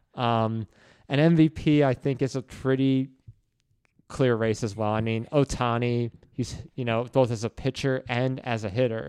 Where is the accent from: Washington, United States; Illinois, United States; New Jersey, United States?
New Jersey, United States; moved away; growing up in Jersey and growing up in the New York area